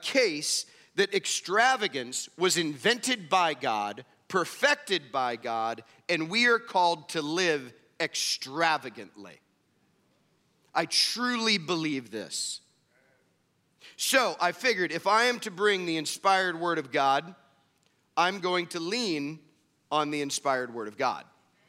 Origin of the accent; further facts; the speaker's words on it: Midwest, United States; So, where I grew up in the Midwest, extravagance wasn't always a good thing.